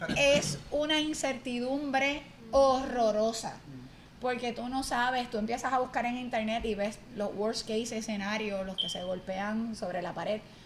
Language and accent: Spanish; Barceloneta, Puerto Rico; now in Mayagüez, Puerto Rico; soy natural de Barceloneta, aunque el corazón me llevó a Mayagüez